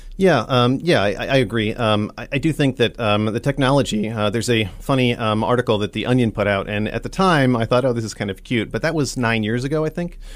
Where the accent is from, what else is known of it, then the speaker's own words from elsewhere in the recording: Nebraska, United States; I'm from Nebraska originally, um, grew up here